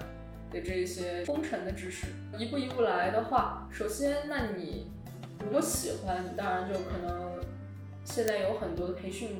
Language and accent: Chinese; China; 但是实际上每次别人问我的时候，我就跟他说我中国人